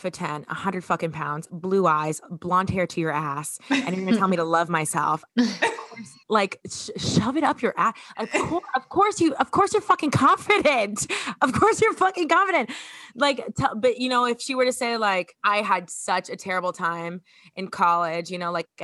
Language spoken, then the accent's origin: English; Miami, Florida, United States; I'm from Miami